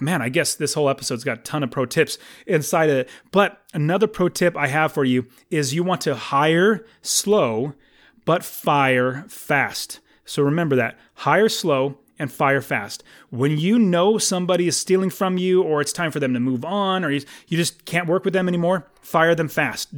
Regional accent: United States; I'm an American

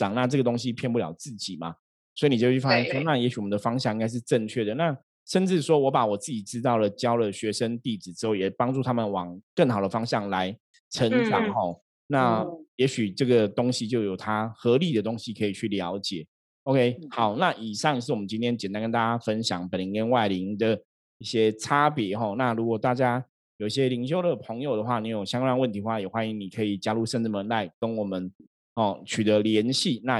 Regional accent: Shenzhen, Guangdong, China; 因为我们深圳的人都超铁齿的哈，大家知道吗？我们深圳人，我们我们是会打破砂锅问到底哈，包括我自己都是这样子哈。

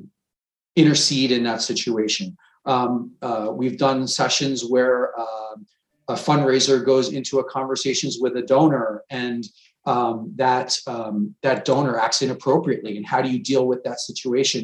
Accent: Long Island, New York, United States; I grew up on Long Island.

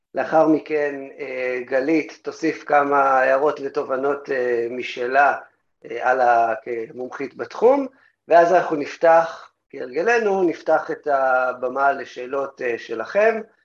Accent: Tel Aviv, Tel Aviv District, Israel; בתור תל אביבי

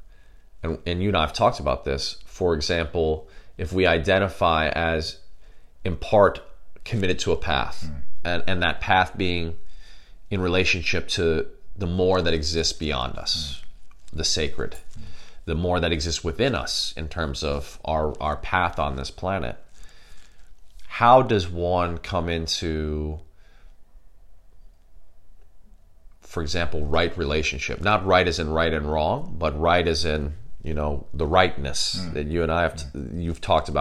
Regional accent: Chicago, Illinois, United States; where I grew up in Chicago, obviously in the United States of America

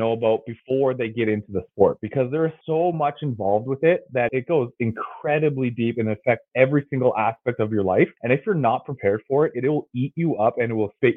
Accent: Calgary, Alberta, Canada; born and raised in Calgary, Alberta

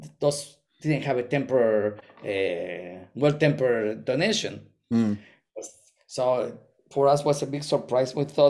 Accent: Monterrey, Nuevo León, Mexico; English is a second language; also born or lived in Guanajuato; I met him in Mexico before I went to the States. We were playing in an orchestra. We moved to from Monterrey to Guanajuato City

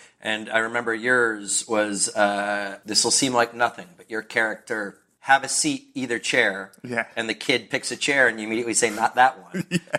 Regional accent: Kentucky, United States; My family didn't have a lot of money when we were growing up in Kentucky in a small town that only had one school and no Main Street.

